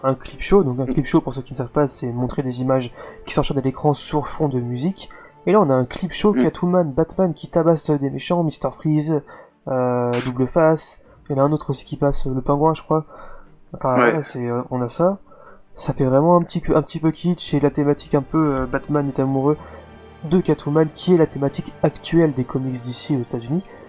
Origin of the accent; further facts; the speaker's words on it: France; vous êtes français comme nous